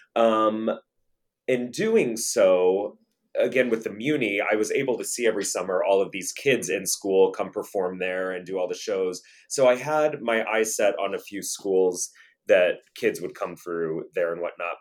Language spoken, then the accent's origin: English; St. Louis, Missouri, United States; I grew up in Saint Louis, Missouri